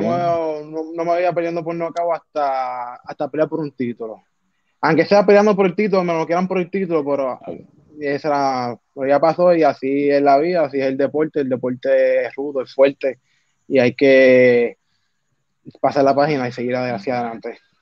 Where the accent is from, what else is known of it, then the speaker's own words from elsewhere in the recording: Vega Alta, Puerto Rico; soy de Bereña, de Barrio Breña en Vega Alta, Puerto Rico. Me nací y creo acá